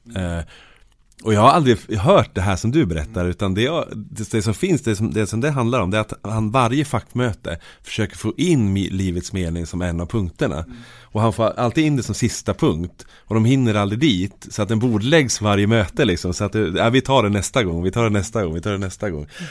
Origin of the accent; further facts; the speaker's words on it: Sweden; jag är född i Norrsund